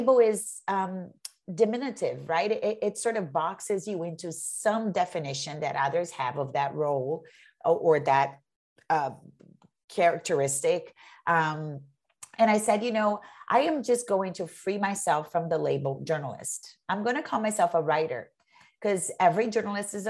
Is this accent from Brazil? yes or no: yes; Brazil; moved away as an adult; also born or lived in New York, United States / Massachusetts, United States; now in United States; I'm an immigrant. I'm from Brazil and I came here as an adult.